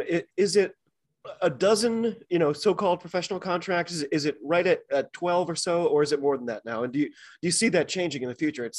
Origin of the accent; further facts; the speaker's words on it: United States; I'm an American rugby fan who follows the game wherever I can find it all over the globe.